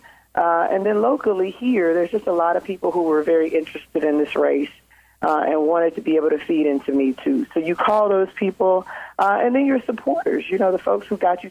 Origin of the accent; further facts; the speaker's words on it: Lincoln Heights, Ohio, United States; I grew up in Lincoln Heights.